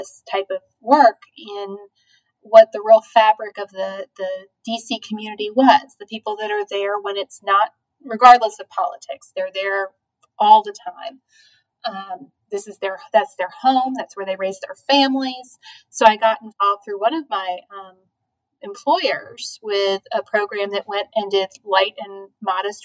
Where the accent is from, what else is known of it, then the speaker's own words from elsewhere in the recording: Charlottesville, Virginia, United States; also born or lived in Roanoke / Washington, D.C.; I grew up here in Charlottesville. I'm a product of Albemarle County Public Schools